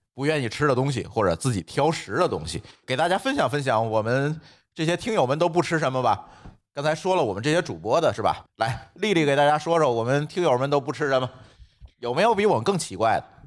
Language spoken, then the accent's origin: Chinese; the North, northern China, China; 尤其在咱北方吃那个虫子